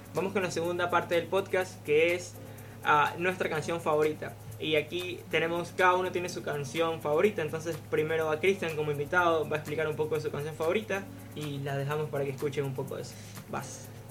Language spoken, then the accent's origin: Spanish; Guayaquil, Guayas, Ecuador; esa vibra que tenemos, esa alegría que transmitimos